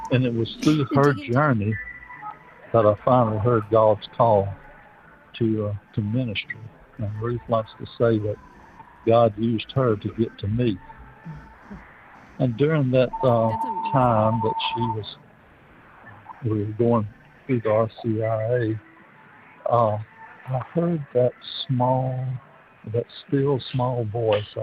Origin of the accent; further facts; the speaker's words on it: Wisner, Louisiana, United States; also born or lived in Baton Rouge, Louisiana; I was born in Baton Rouge and I was raised in northeast Louisiana, a little town called Wisner, about an hour south of Monroe. It was a very small town with two Catholic families